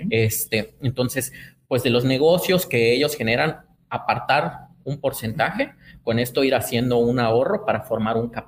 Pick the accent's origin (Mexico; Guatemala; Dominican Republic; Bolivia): Mexico; Chiapas; Pues como soy chiapaneco, la verdad es que cochito.